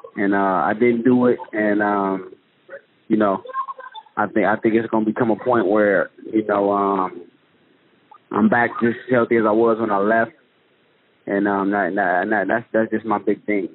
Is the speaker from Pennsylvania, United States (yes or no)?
no; Detroit, Michigan, United States; I'm from Detroit.